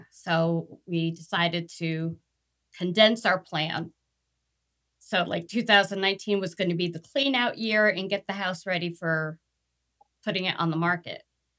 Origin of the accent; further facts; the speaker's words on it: Wyckoff, New Jersey, United States; moved away as an adult; now in Florida, United States; I grew up in Wyckoff.